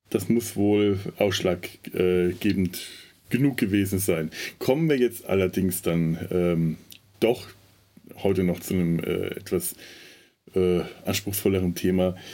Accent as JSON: {"language": "German", "town": "Werneck", "region": "Bavaria", "country": "Germany", "tie": "born or raised there", "said": "Das Spannendste war tatsächlich diese Mischung aus, ein, aus, äh, aus Dubrovnik, Brüssel und meinem Heimatort Werneck."}